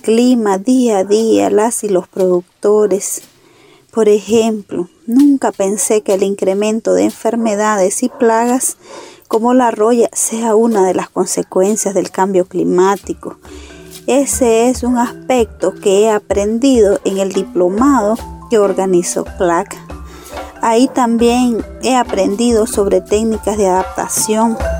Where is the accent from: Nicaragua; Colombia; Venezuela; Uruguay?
Nicaragua; Miraflor, Estelí; Yo nací en la zona de Miraflor, Nicaragua, donde tengo mi manzana de café